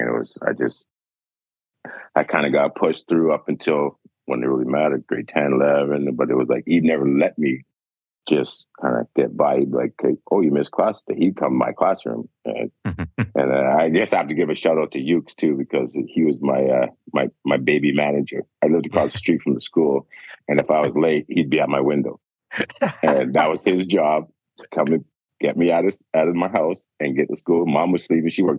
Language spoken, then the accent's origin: English; Richmond, British Columbia, Canada; growing up in Richmond